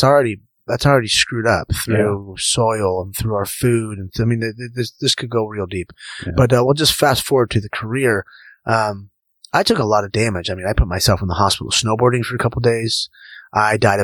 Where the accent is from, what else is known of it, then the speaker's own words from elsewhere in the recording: Orange County, California, United States; also born or lived in Newport Beach; growing up in Orange County